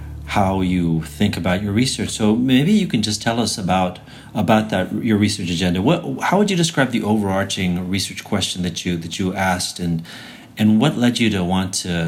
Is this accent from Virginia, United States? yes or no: no; El Paso, Texas, United States; also born or lived in Ciudad Juárez, Mexico; I grew up in El Paso, Ciudad Juarez, so you know the place